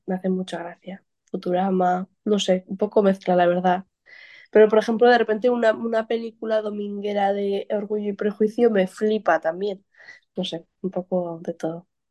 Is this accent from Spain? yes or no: yes; Pamplona, Navarre, Spain; now in Barcelona, Spain; soy de Pamplona y allá no hay playa, pero hay muchísima montaña